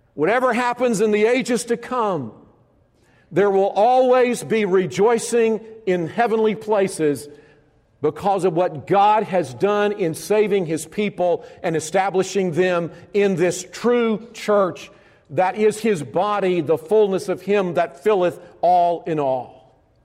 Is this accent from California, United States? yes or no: no; Alabama, United States; I grew up in Alabama